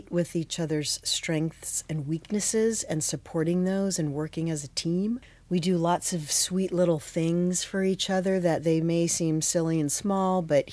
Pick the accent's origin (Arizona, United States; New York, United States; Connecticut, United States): Arizona, United States; Phoenix; moved away as an adult; also born or lived in Manhattan; I grew up in Phoenix